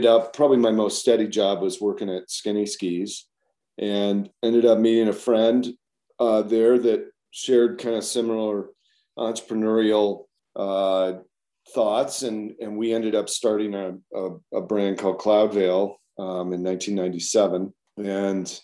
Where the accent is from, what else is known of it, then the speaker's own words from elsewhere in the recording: Colorado, United States; moved away as an adult; also born or lived in Midwest / Durango, Colorado / Boulder, Colorado; now in Jackson, United States; my mom got a job as a college professor down in Colorado. So I grew up kind of my formative years in Colorado